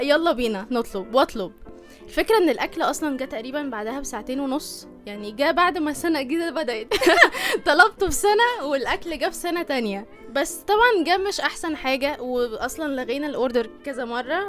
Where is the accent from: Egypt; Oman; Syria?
Egypt